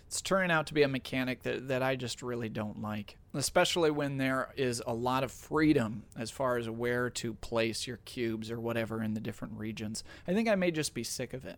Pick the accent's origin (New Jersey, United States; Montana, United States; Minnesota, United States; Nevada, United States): Minnesota, United States; being a Minnesotan myself